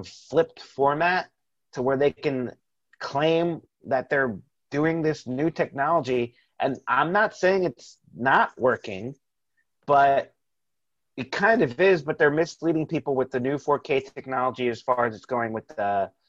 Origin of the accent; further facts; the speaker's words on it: Tampa, Florida, United States; we're from Tampa